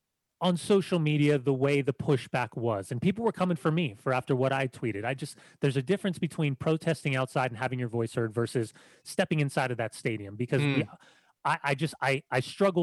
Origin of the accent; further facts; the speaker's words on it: Southern California, United States; I grew up in Southern California